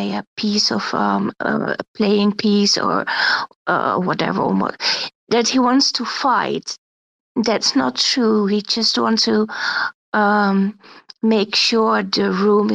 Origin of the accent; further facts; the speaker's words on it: Netherlands; I'm from Holland